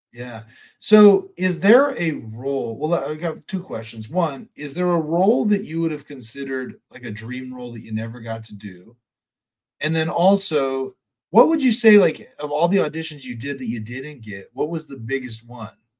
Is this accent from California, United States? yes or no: yes; Sacramento, California, United States; I'm from Sacramento